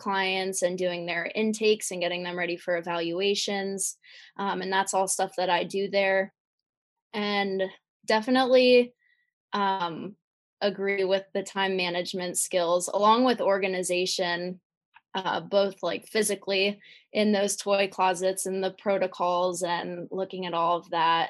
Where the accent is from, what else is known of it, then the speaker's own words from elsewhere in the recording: Lancaster, Pennsylvania, United States; I am from Lancaster, Pennsylvania.